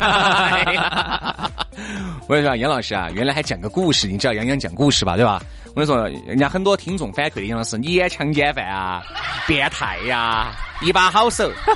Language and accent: Chinese; China; 我们中国人